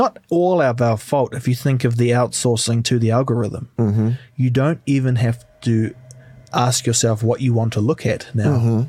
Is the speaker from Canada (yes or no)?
no; New Zealand; because I'm massive and I come from New Zealand